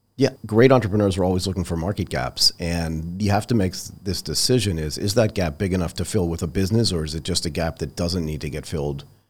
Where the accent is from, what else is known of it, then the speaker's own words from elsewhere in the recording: Hull, Massachusetts, United States; moved away; I grew up in Nantasket Beach